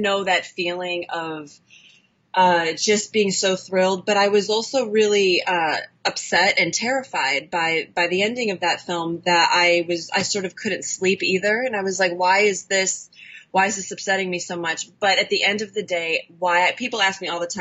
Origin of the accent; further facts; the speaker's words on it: Chicago, Illinois, United States; now in Los Angeles, United States; I'm from Chicago. Mm-hmm. And I currently live in Los Angeles